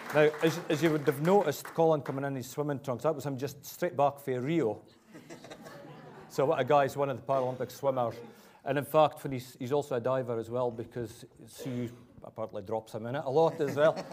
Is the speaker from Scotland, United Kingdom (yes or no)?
yes; Cullen, Scotland, United Kingdom; born and brought up in Cullen, in the northeast of Scotland.